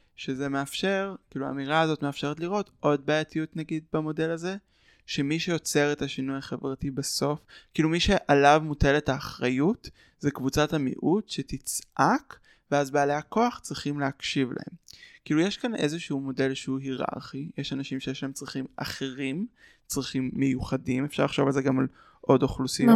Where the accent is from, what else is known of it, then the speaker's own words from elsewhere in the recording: Ra'anana, Central District, Israel; אני מרעננה, התפעלנו בקהילה